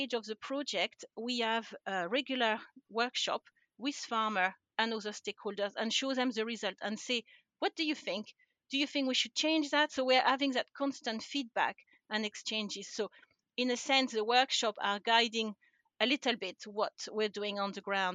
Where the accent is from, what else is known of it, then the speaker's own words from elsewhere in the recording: France; English is a second language; moved away as an adult; also born or lived in United Kingdom; now in Scotland, United Kingdom; So I'm originally from France. And I don't think I've lost my accent after all these years.